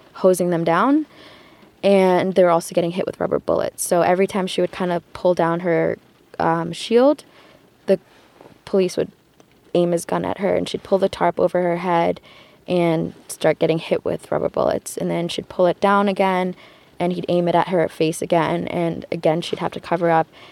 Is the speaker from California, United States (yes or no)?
no; Detroit, Michigan, United States; I'm from Detroit, Michigan.